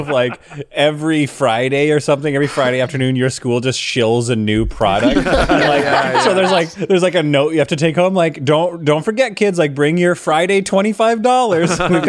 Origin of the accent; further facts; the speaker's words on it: Calgary, Alberta, Canada; I grew up in Calgary